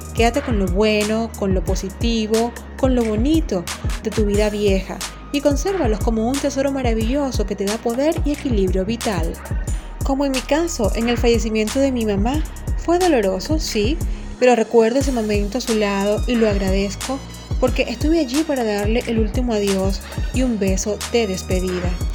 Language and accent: Spanish; Venezuela; moved away as an adult; now in Honduras; soy venezolana